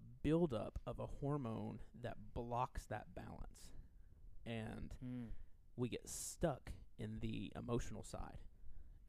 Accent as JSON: {"language": "English", "region": "rural Southwest Virginia", "country": "United States", "tie": "born or raised there", "said": "I grew up in rural Southwest Virginia. Sometimes my accent makes it makes some words hard for that I say to be understood."}